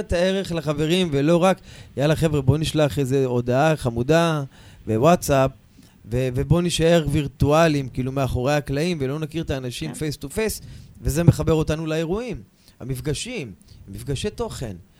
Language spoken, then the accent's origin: Hebrew; Kiryat Yam, Haifa District, Israel; אני מהקריות, אני מקריית ים